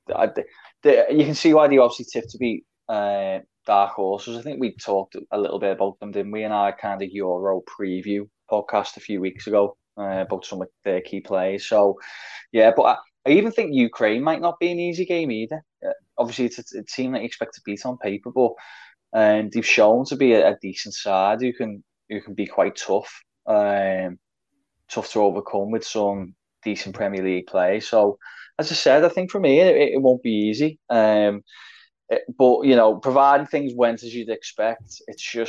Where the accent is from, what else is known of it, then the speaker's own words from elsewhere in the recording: England, United Kingdom; we are English